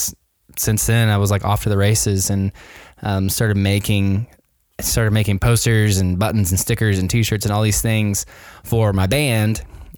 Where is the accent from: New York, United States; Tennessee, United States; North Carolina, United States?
Tennessee, United States; Nashville; Yeah, so I am physically at my house right now in Nashville, Tennessee. Born and raised in Nashville, Tennessee.